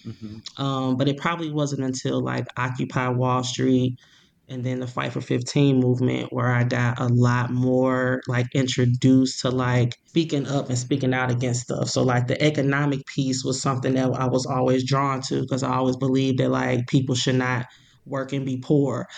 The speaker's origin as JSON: {"language": "English", "town": "Ferguson", "region": "Missouri", "country": "United States", "tie": "born or raised there", "said": "I'm from Ferguson. I grew up in Ferguson."}